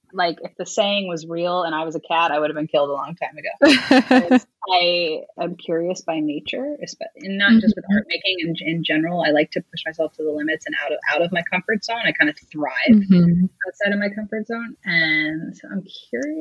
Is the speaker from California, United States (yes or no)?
no; New York, United States; moved away as an adult; now in Los Angeles, United States; I'm a New Yorker, so I love like pizza and bagels